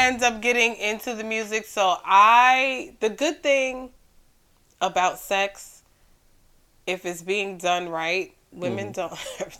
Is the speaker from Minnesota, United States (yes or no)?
no; New York, United States; even though I grew up in New York